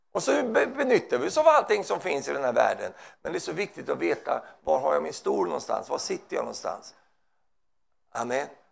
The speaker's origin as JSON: {"language": "Swedish", "country": "Sweden", "said": "Jag är svensk"}